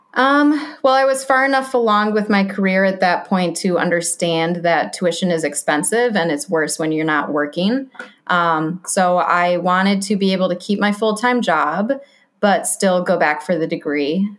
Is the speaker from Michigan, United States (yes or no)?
yes; Grand Rapids, Michigan, United States; moved away; I'm from Grand Rapids, Michigan. Spent my whole life there.